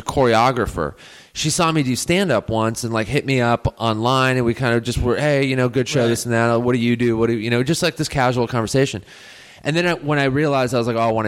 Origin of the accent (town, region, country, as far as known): Los Angeles, California, United States